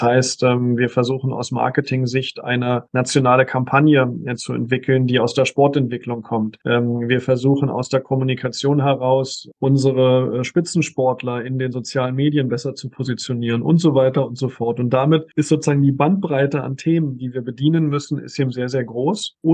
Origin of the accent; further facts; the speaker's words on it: Berlin, Germany; also born or lived in Künzelsau; ich, ich bin gebürtiger Berliner Berliner. Ähm, ich habe also mein, mein Abi und mein Grundstudium noch in Berlin gemacht, beziehungsweise in Brandenburg, aber in Berlin gelebt